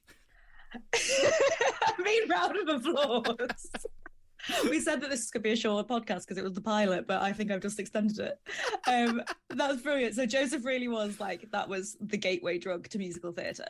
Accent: the Midlands, England, United Kingdom; now in Dagenham, United Kingdom; I am originally from the Midlands, and now I live in Dagenham.

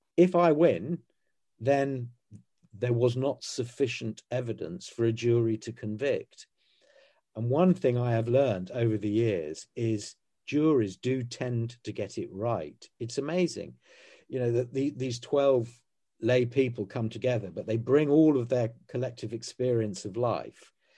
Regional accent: United Kingdom; as British people on this island

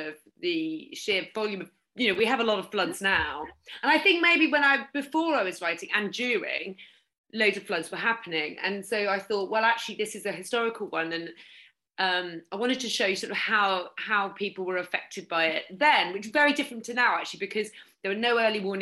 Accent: Norfolk, East of England, United Kingdom; I'm from Norfolk

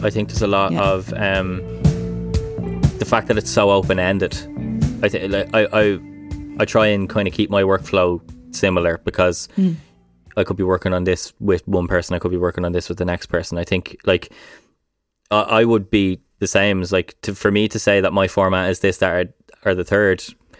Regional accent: Ireland; I think as Irish people, it's ingrained into our DNA.

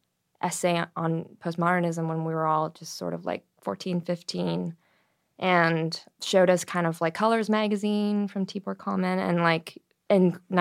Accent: Toronto, Ontario, Canada; In Toronto, Canada.

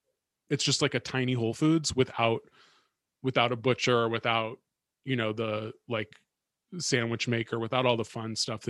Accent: San Francisco, California, United States; growing up in San Francisco.

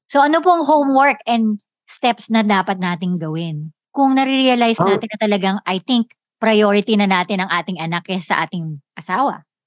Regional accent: Philippines; tayo sa kultura natin bilang Pilipino

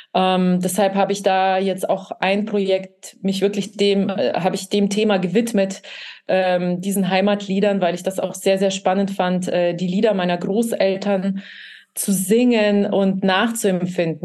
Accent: Kazakhstan; first language Russian; German is a second language; now in Germany; ich bin dort geboren

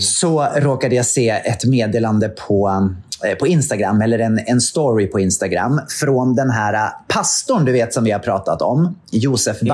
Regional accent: Katrineholm, Södermanland, Sweden; min hemstad, Katrineholm

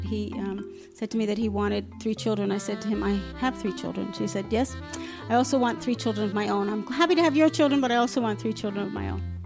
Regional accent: Long Island, New York, United States; moved away as an adult; also born or lived in Alaska; now in Safed, Israel; I grew up in New York. Uh, I grew up in Long Island

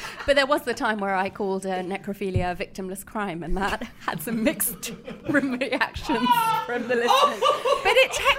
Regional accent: Hertfordshire, East of England, United Kingdom; I grew up in Hertfordshire

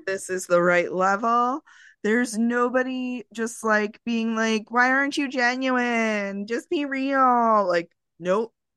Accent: Long Island, New York, United States; also born or lived in Queens, New York; I am from Long Island. I am not from New York City proper. Did I live in Queens for almost twenty years? Yeah

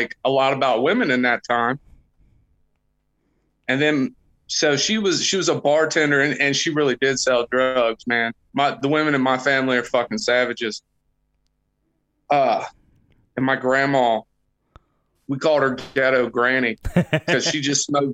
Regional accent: just south of Cincinnati, Ohio, Kentucky, United States; I grew up just south of Cincinnati, Ohio

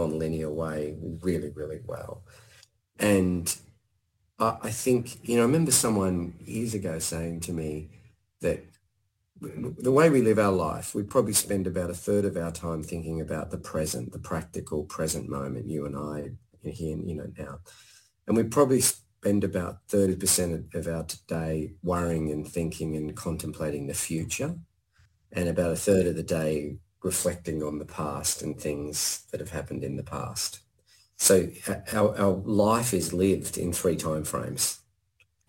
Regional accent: Blue Mountains, New South Wales, Australia; I grew up in the Blue Mountains

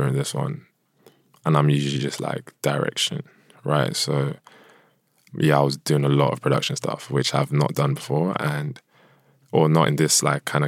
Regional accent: United Kingdom; also born or lived in Nigeria; a Nigerian British person

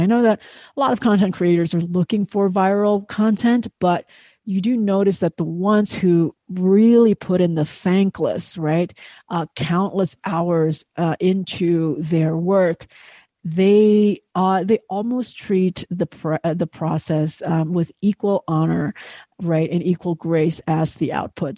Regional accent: Indonesia; I grew up in Indonesia

